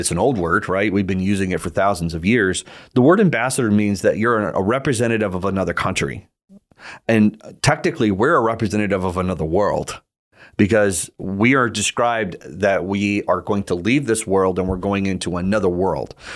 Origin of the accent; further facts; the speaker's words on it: United States; I am an American citizen